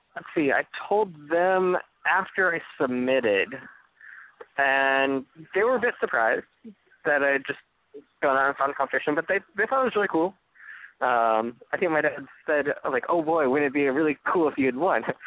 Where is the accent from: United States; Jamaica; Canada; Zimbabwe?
United States; Fayetteville, Arkansas; a architecture program at the University of Arkansas um, in my hometown